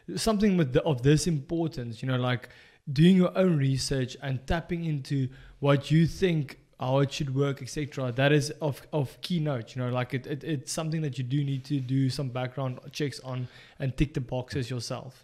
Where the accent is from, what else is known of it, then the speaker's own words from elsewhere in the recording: South Africa; moved away; as a South African coming abroad